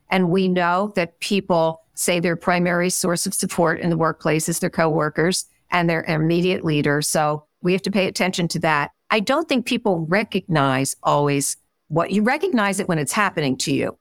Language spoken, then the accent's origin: English; Philadelphia, Pennsylvania, United States; moved away; also born or lived in Midwest; I'm originally from Philadelphia, and when I went out to the Midwest